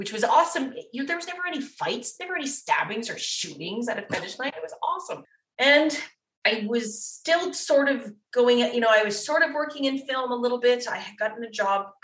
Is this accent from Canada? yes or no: yes; Windsor, Ontario, Canada; I'm from Windsor